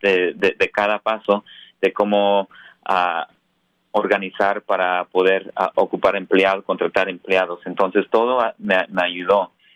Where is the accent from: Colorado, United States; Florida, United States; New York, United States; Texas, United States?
Colorado, United States; also born or lived in San Francisco Bay Area, California; now in San Francisco, United States; en el estado de Colorado, donde nací. Ah, soy primera generación aquí en Estados Unidos.